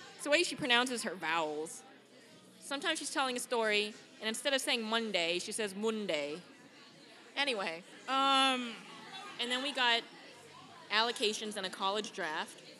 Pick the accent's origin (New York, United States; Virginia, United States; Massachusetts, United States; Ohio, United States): Massachusetts, United States; Boston; I'm from Boston